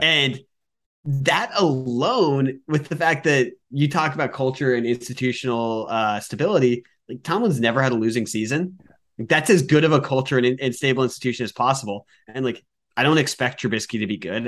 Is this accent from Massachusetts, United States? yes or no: yes; Worcester, Massachusetts, United States; born and raised in Worcester, Massachusetts